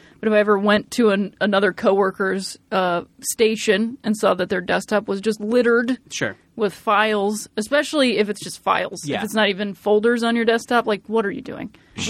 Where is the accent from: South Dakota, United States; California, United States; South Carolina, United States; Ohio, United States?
Ohio, United States; I am from Ohio.